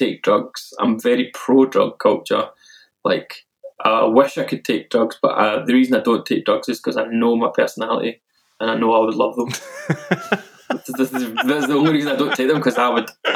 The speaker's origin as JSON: {"language": "English", "town": "Milton", "country": "United Kingdom", "tie": "born or raised there", "said": "an under-18s youth club in my hometown of Milton"}